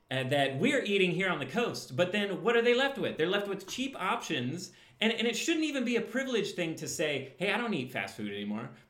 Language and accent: English; Midwest, United States; I grew up in the Midwest. I'm very aware of what the Midwestern life is like. I had an accent until I grew up.